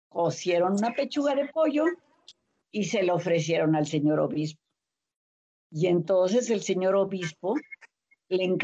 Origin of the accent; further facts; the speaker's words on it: Mexico; todos somos mexicanos.